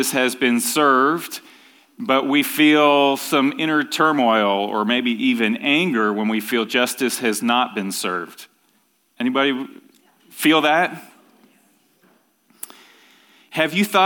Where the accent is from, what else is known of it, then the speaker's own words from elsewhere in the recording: Ontario, Canada; When I was growing up in Ontario, Canada